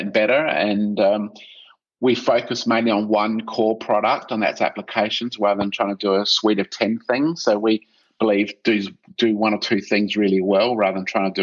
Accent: South Australia, Australia; I'm from South Australia and built my reputation here first

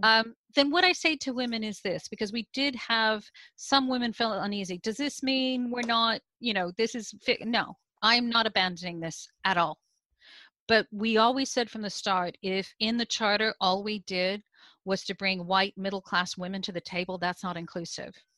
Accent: United States; now in United Kingdom; you can hear from my accent. I'm originally from the US, I now live in the UK

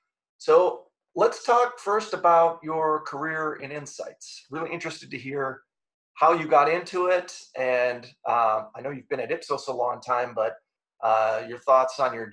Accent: St. Paul, Minnesota, United States; in my household, actually, we call it the St. Paul, Minneapolis area because I'm from the Rock and East Side

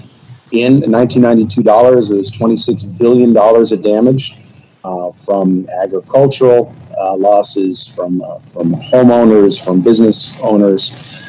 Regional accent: Miami, Florida, United States; moved away; also born or lived in Colorado; I was a graduate student studying hurricanes in Colorado, yet I grew up in Miami, and the hurricane destroyed my parents' house.

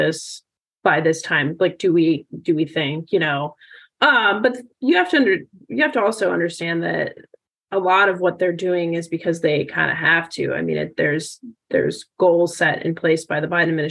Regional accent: United States; growing up in the Valley

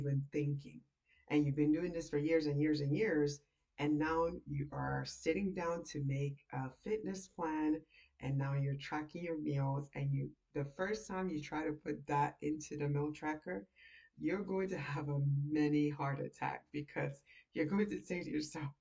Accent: Nigeria; I'm Nigerian.

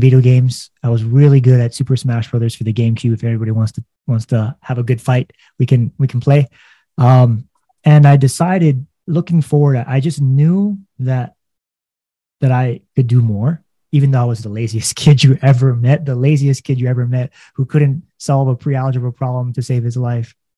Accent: Hawaii, United States; I was born and raised in Hawaii.

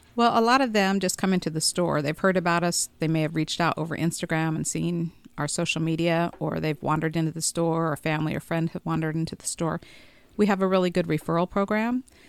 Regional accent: Boise, Idaho, United States; moved away as an adult; also born or lived in Las Vegas, Nevada; now in Elizabethtown, United States; I'm originally from Boise, Idaho

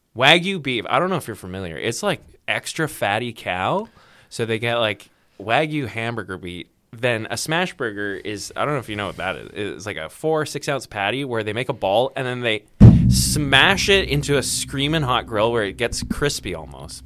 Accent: Vancouver, British Columbia, Canada; now in Prince George, Canada; I'm originally from Vancouver, BC, and I'm in the radio business

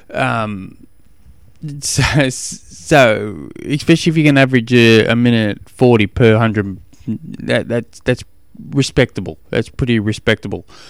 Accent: Australia; I'm an Australian

